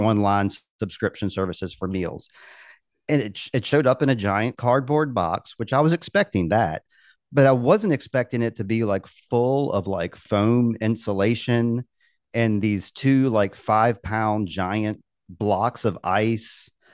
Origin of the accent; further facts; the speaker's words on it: Richmond, Virginia, United States; I'm from Richmond, um, Virginia